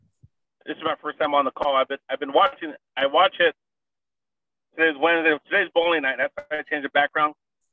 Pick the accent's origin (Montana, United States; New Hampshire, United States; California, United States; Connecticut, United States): California, United States; Southern; From Southern California.